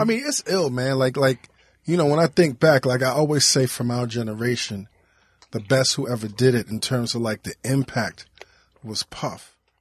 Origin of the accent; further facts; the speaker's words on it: New York, United States; As a New Yorker back then